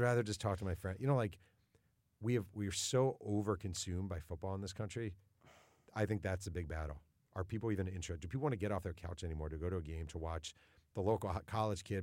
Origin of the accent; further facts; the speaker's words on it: New York, United States; I grew up in New York